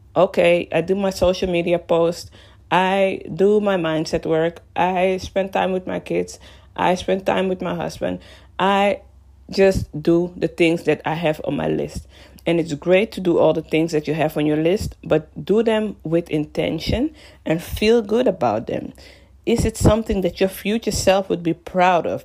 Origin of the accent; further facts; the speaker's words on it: Amsterdam, North Holland, Netherlands; moved away as an adult; now in London, United Kingdom; I am originally from Amsterdam, born and raised. Well, I was born and raised in Amsterdam